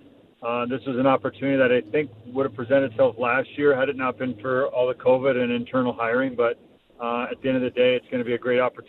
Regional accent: Toronto, Ontario, Canada; moved away; also born or lived in Vancouver / Buffalo; growing up in Toronto

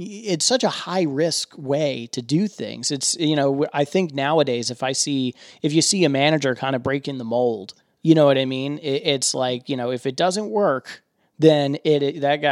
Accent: Philadelphia, Pennsylvania, United States; also born or lived in Atlanta, Georgia; I grew up in Philadelphia. I'm from Atlanta originally

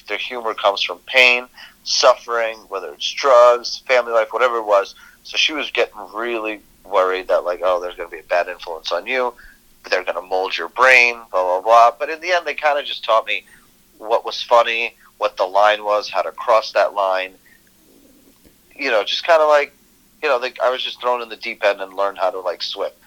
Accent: New Jersey, United States; also born or lived in Moscow, Russia / Brooklyn, New York; grew up in Brooklyn for a few years, and my parents got like real jobs once they assimilated a little bit, learned the language, mm-hmm. and then I was raised in Jersey

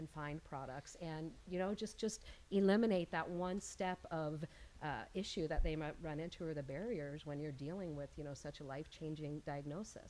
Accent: Georgia, United States; I grew up in Georgia

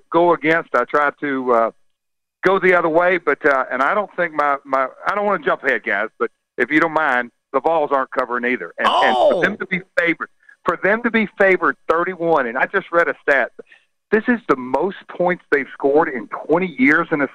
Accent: Nashville, Tennessee, United States; born and raised in Nashville

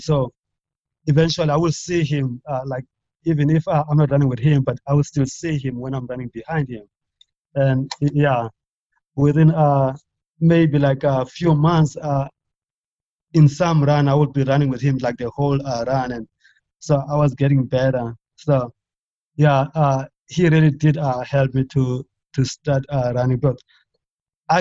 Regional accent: near Port Alfred, Eastern Cape, South Africa; moved away as an adult; also born or lived in Oklahoma, United States; now in Albuquerque, United States; another town close to my hometown in Port Alfred

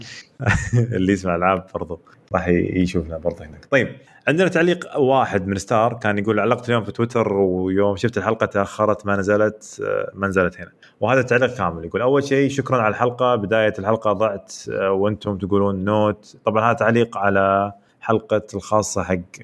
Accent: Saudi Arabia; عندنا في السعوديه

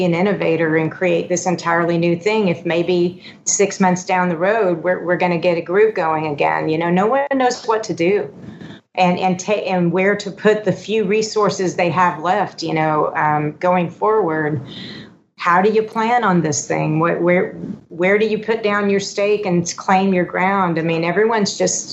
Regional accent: Houston, Texas, United States; born or raised there; also born or lived in California

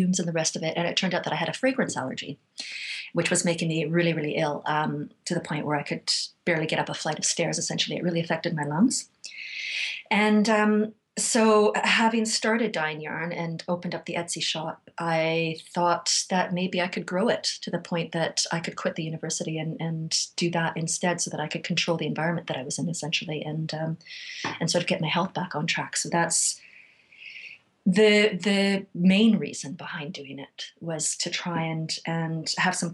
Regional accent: Vancouver, British Columbia, Canada; moved away as an adult; now in South Coast of England, United Kingdom; Canada. I moved here from Vancouver in 2006.

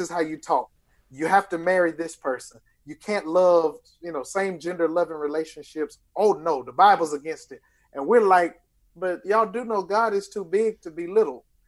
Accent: Lithonia, Georgia, United States; I'm from Lithonia, Georgia

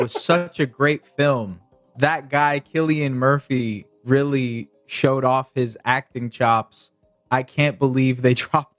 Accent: Toronto, Ontario, Canada; I'm from Toronto.

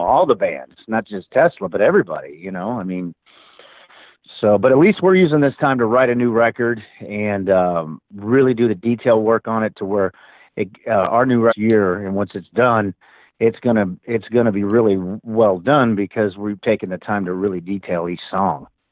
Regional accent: Springfield, Missouri, United States; moved away; I'm from Springfield originally

